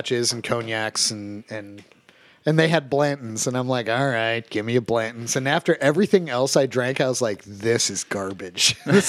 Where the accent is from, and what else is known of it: Ohio, United States